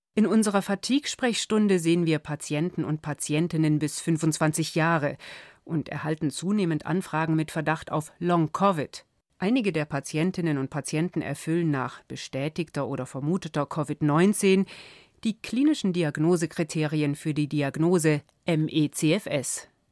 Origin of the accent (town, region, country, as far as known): Germany